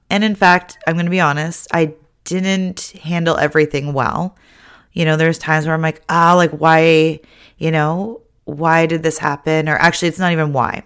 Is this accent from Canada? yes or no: yes; Ontario, Canada; now in British Columbia, Canada; growing up in Ontario